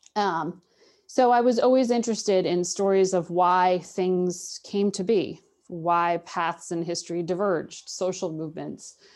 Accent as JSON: {"language": "English", "region": "Connecticut", "country": "United States", "tie": "born or raised there", "also_born_or_lived": "Charlottesville, Virginia", "moved": "as an adult", "lives_now": "Washington, D.C., United States", "said": "a, very Irish American household that I grew up in in Connecticut"}